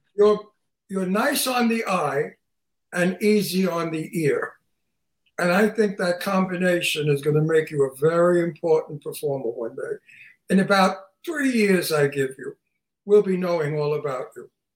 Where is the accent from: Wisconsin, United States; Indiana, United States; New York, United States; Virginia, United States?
New York, United States; Long Island; I'm from Long Island, New York. And if you saw the movie Jaws, it was mm-hmm. photographed where I come from